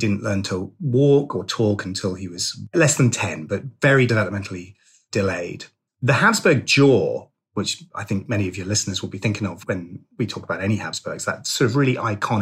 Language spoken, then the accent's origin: English; Suffolk, East of England, United Kingdom; I'm from Suffolk